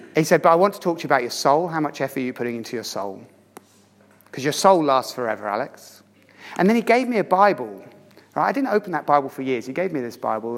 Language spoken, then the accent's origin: English; Aylesbury, South East England, United Kingdom; also born or lived in Oxford / London; my hometown of Aylesbury